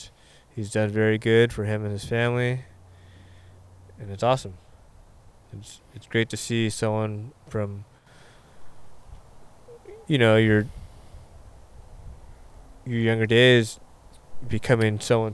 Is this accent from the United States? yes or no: yes; Huntington Beach, California, United States; I was raised in Huntington Beach